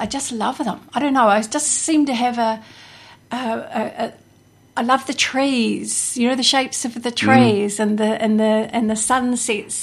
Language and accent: English; Hawke's Bay, New Zealand; also born or lived in Taupo, New Zealand; I grew up in pretty much from the time I was three. I've been here